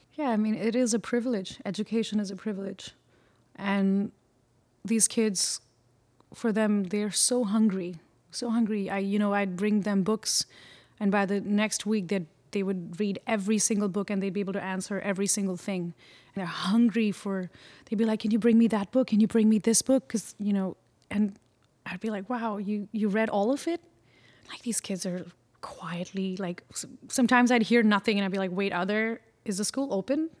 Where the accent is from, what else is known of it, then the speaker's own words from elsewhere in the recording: Mumbai, Maharashtra, India; moved away as an adult; also born or lived in Chennai, India / Pondicherry, India; now in Brooklyn, United States; I grew up in Bombay, and I was born in Chennai in the south of India, and then I I was in Pondicherry for about a couple of year, a couple of years, and then moved to Bombay